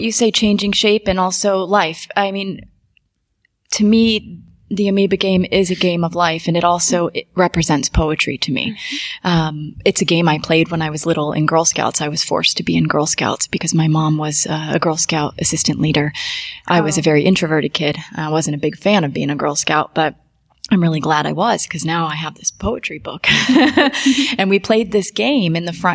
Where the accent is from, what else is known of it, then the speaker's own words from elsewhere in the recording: Key West, Florida, United States; also born or lived in Boston, Massachusetts; now in Romania; I was born in Key West, Florida